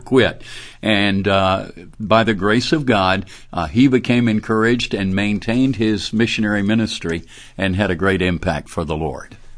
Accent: Birmingham, Alabama, United States; also born or lived in Dallas; I grew up in Birmingham, right here in the city where Beeson is and where Southeastern is

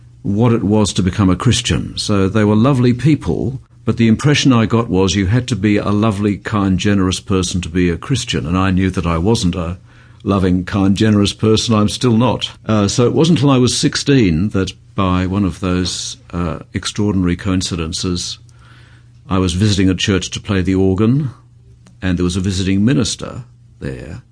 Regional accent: Melbourne, Victoria, Australia; I was born and brought up in Melbourne.

